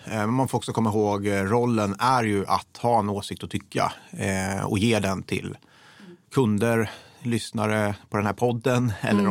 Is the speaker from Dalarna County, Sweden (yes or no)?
no; Degerfors, Örebro County, Sweden; moved away; jag är uppvuxen i Degerfors, eh, väldigt röd kommun.